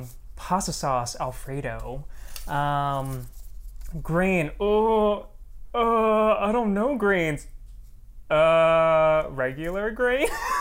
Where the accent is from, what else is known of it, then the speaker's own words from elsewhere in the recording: California, United States; born there; also born or lived in Florida; I was born in California, and then I moved around a lot throughout the U.S., and then most recently I lived in Florida